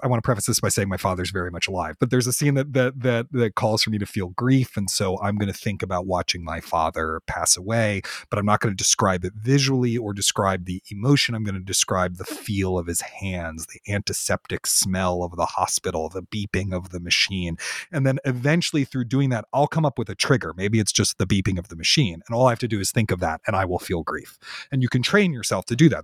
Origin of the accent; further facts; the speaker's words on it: Washington, District of Columbia, United States; I grew up in Washington, D C, which is a great theater town